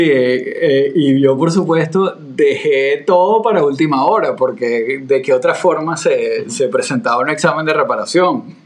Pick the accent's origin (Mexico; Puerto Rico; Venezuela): Venezuela; now in Florida, United States; para un venezolano